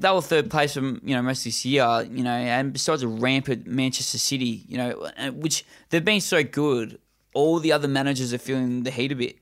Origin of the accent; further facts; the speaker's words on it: Australia; most of our listeners are from Australia as well as us